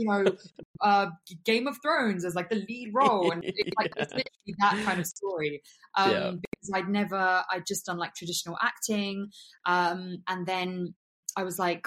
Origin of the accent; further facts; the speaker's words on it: England, United Kingdom; also born or lived in Bulgaria; I moved to the UK, and I grew up in the UK, basically in England